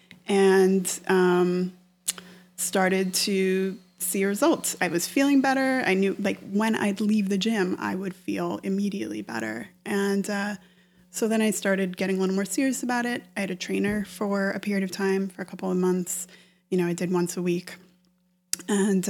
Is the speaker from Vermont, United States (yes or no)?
yes; Stowe, Vermont, United States; moved away as an adult; now in New York, United States; I'm from Vermont. I'm from Stowe, Vermont, which is a ski resort. And, you know, we got out of school every day at noon or on Fridays at noon to go skiing every winter